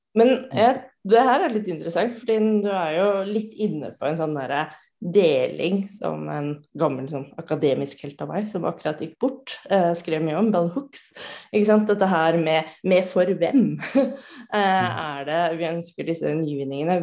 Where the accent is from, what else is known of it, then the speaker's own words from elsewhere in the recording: Norway; jeg kommer fra Norge